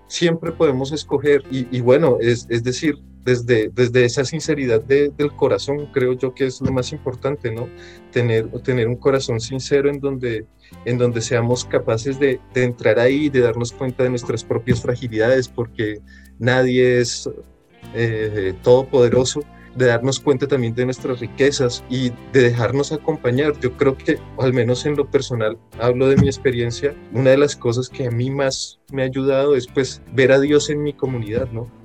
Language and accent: Spanish; Bogotá, Colombia; moved away as an adult; also born or lived in France; yo nací en Bogotá, pues en medio de una familia católica, practicante, eh, pues una juventud, una, una adolescencia, una infancia pues feliz, muy normal